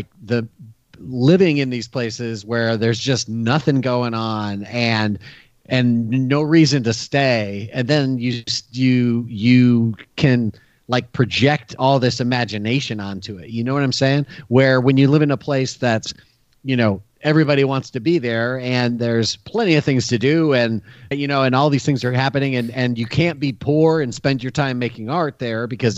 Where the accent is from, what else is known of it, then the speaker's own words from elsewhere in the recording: Detroit, Michigan, United States; moved away; I'm from Detroit originally